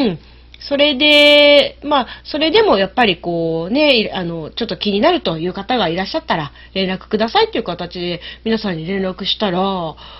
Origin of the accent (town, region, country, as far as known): Nagaoka, Niigata, Japan; born or raised there; now in Niigata, Japan